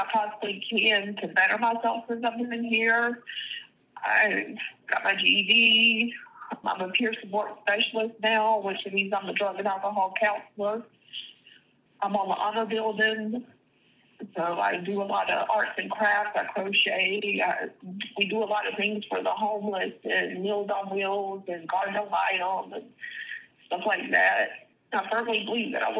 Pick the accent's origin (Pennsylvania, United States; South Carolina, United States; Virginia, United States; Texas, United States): South Carolina, United States; Chapin; also born or lived in Oconee County, South Carolina; I was born in Oconee County, but I was raised in Chapin, South Carolina